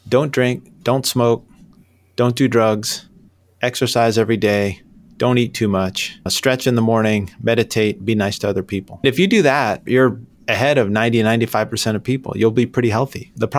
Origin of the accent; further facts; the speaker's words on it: New York, United States; I grew up in New York, but I've lived all over the place.